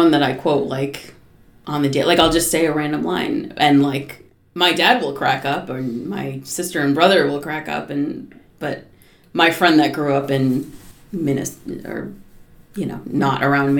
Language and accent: English; Norwell, Massachusetts, United States; I grew up in Norwell, Massachusetts